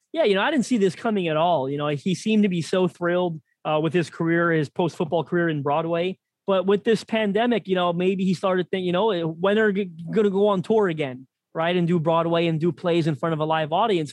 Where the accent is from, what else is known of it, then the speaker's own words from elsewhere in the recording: Toronto, Ontario, Canada; my hometown of Toronto